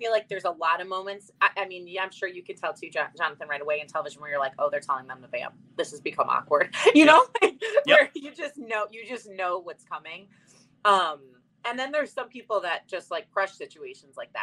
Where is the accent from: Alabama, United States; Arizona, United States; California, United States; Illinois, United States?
Illinois, United States; Chicago; moved away as an adult; now in Connecticut, United States; I was younger, I grew up in Chicago